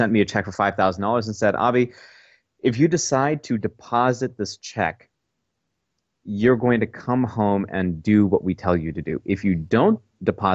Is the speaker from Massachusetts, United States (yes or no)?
no; Portage, Michigan, United States; also born or lived in Kalamazoo, Michigan; I was born in 84 in Kalamazoo, grew up in Portage my entire life